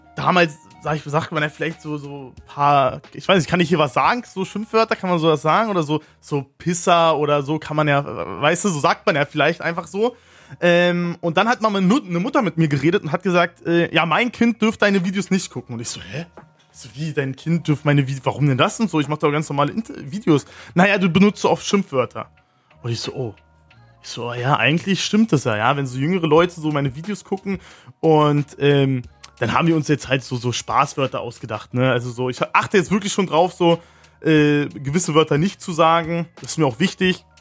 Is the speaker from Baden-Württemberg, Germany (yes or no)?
no; Neuruppin, Brandenburg, Germany; Ich sag meistens, ich komme aus Berlin, weil die meisten kennen eh nicht Neuropin